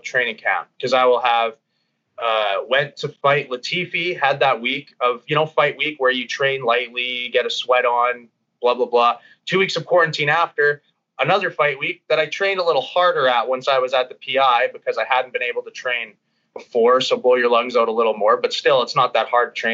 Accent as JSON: {"language": "English", "town": "Bonnyville", "region": "Alberta", "country": "Canada", "also_born_or_lived": "Edmonton", "said": "I like to go home a bunch to Bonnyville, see my family"}